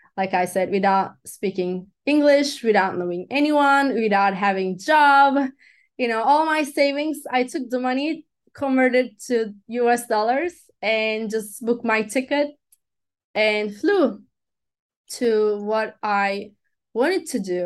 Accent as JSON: {"language": "English", "country": "Turkey", "also_born_or_lived": "Los Angeles, United States", "first_language": "Turkish", "second_language": "English", "moved": "as an adult", "said": "I am from Turkey"}